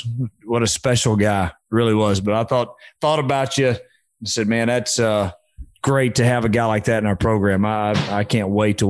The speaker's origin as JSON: {"language": "English", "region": "Southeast Texas", "country": "United States", "said": "I'm from there. I'm from Southeast Texas"}